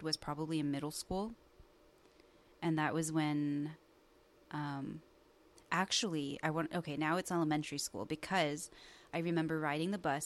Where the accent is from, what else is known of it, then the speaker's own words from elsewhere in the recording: Walnut, California, United States; also born or lived in San Diego, California; now in Orange County, United States; I'm from a suburb bubble called Walnut, California. It's where I grew up